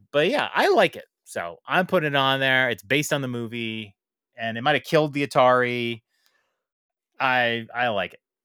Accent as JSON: {"language": "English", "town": "New York City", "region": "New York", "country": "United States", "said": "as a New Yorker"}